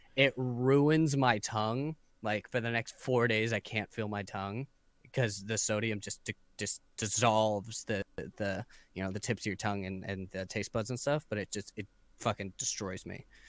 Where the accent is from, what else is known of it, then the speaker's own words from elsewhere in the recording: San Diego, California, United States; I'm from San Diego, uh, just like yourself, but I was born and raised here